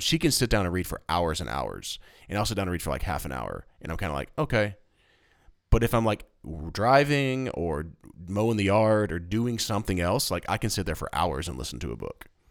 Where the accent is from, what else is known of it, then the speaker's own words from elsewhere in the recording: East Tennessee, United States; I was born in East Tennessee